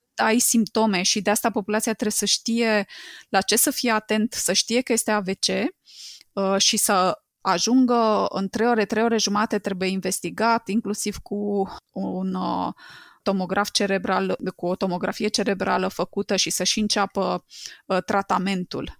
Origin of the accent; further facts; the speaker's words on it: Romania; noi, ca români